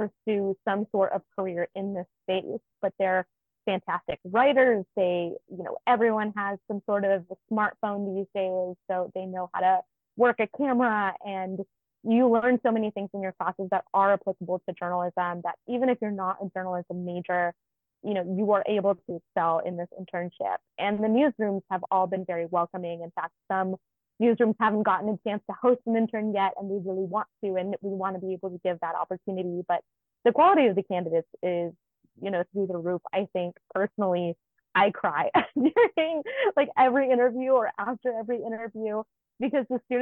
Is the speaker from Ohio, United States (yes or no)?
no; Nampa, Idaho, United States; moved away; So I grew up in Idaho. I grew up in Nampa, which is about 25 minutes outside of Boise.